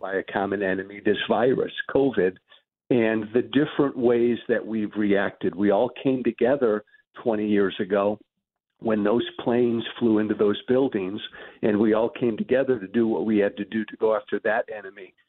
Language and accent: English; United States; I'm glad I'm American